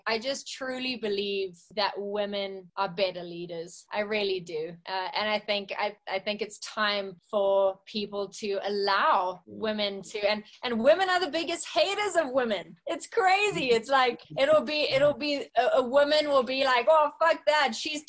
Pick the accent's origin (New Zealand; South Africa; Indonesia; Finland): South Africa; I haven't felt that much, probably not in the band or growing up in South Africa.